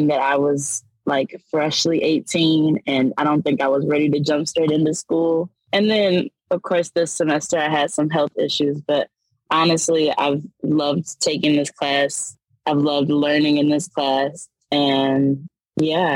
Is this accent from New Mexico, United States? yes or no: no; Bloomington, Illinois, United States; I'm a townie. I'm from Bloomington, Normal